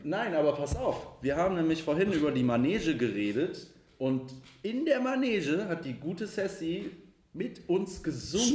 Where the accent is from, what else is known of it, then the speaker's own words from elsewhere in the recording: Ratingen, North Rhine-Westphalia, Germany; wir kommen aus Ratingen bei Düsseldorf.